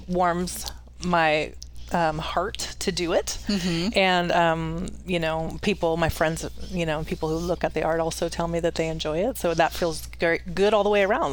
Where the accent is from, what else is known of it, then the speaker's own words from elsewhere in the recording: Silicon Valley, California, United States; moved away as an adult; now in Dalton Gardens, United States; sort of sleepier when I was growing up. And it became so hustle and bustle. I was from Silicon Valley